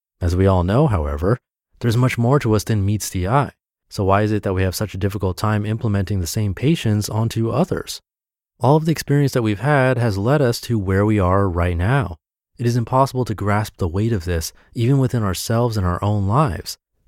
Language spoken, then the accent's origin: English; New England, United States; Growing up in New England, it's in my nature to be hard-nosed about these things